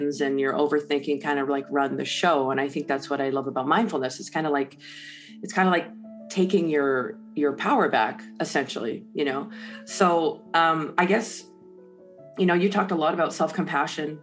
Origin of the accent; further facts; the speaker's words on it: Canada; I'm Canadian